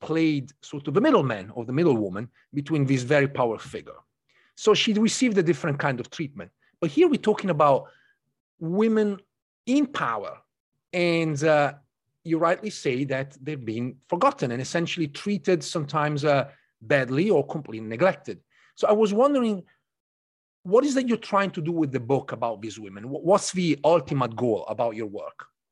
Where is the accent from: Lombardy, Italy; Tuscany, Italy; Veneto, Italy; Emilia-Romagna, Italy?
Emilia-Romagna, Italy; near Canossa Castle; moved away; I grew up in North of Italy, very close to a, a small castle known as Castello di Canossa, Canossa Castle